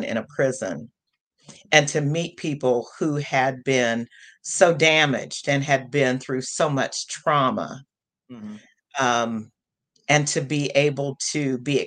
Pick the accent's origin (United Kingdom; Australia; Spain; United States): United States; the Midwest, a small town in Indiana; growing up in the Midwest in a small town and being in Indiana